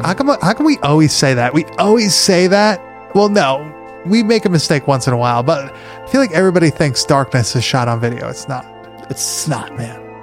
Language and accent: English; Long Island, New York, United States; moved away; Back up north, um, when I was growing up on Long Island